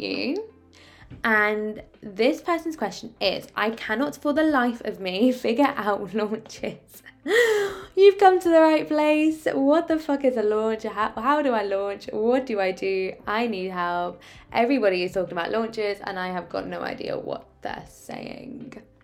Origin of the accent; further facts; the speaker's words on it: Oxford, South East England, United Kingdom; also born or lived in Ascot; I'm originally from Oxford.